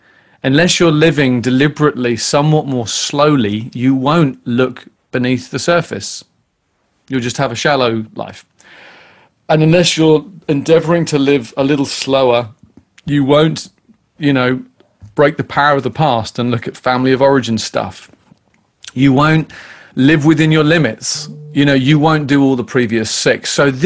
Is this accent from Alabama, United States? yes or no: no; California, United States; You know, I'm Californian. You know, I like to take it easier.